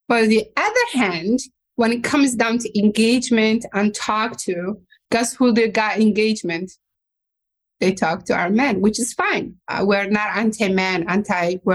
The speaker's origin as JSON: {"language": "English", "country": "Somalia", "tie": "born or raised there", "second_language": "English", "moved": "as an adult", "lives_now": "Minnesota, United States", "said": "my dad was in the army, so I grew up next to military compound"}